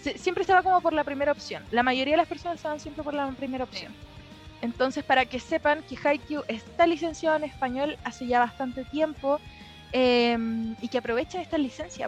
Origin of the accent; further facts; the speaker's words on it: Lampa, Santiago Metropolitan Region, Chile; Yo soy de Lampa